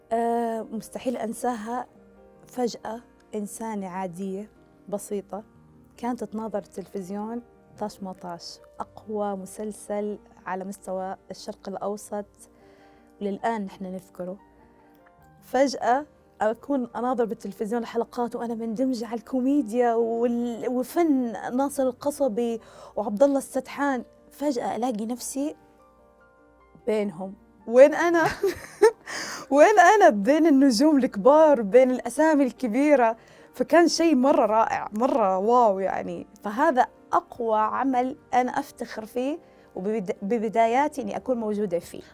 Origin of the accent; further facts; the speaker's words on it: Saudi Arabia; أنا من مواليد السعودية